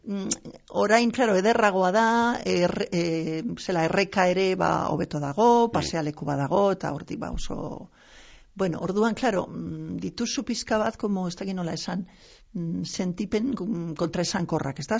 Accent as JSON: {"language": "Basque", "town": "Basauri", "region": "Basque Country", "country": "Spain", "tie": "born or raised there", "also_born_or_lived": "Pedrosa, Burgos, Spain", "said": "gero jetorri ginen Euskal Herrira bi urte erdirekin eta orduan gero ni hemen finkatu naiz"}